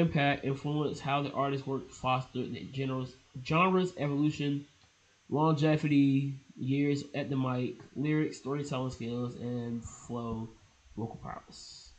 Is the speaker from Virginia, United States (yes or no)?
yes; Portsmouth, Virginia, United States; I'm from Portsmouth.